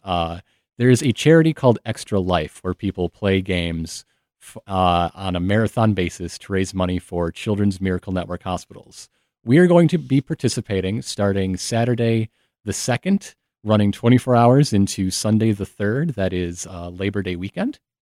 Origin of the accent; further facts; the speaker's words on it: Flint, Michigan, United States; I'm from Flint, Michigan.